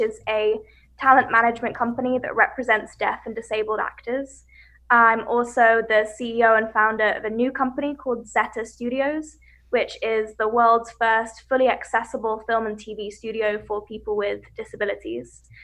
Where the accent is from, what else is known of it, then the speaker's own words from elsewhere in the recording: West Sussex, South East England, United Kingdom; I grew up in West Sussex in the UK, and I grew up in the countryside.